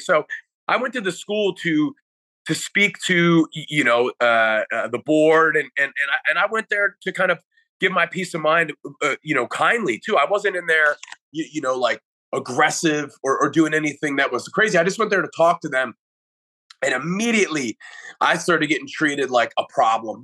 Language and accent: English; United States; as an American